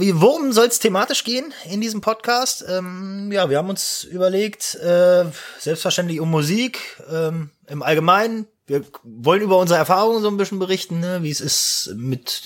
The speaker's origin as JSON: {"language": "German", "region": "Eifel", "country": "Germany", "said": "ich bin auf eine neue Schule gekommen nach der Realschule und da äh, bei uns in Eifeld"}